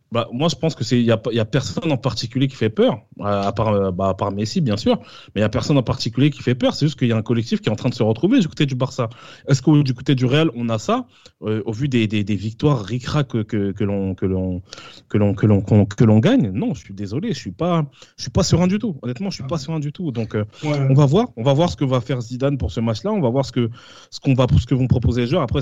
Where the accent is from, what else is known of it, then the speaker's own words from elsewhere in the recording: Switzerland; mais après, moi je, suis, moi, je suis de la Suisse.